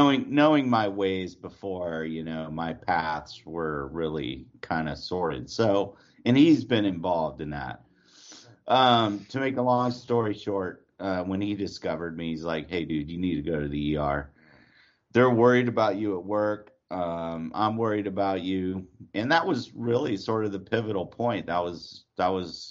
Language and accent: English; New Orleans, Louisiana, United States; accent: New York-like; also born or lived in Pineville, Louisiana / Atlanta, Georgia / Portland; now in Austin, United States; I was born and raised in New Orleans.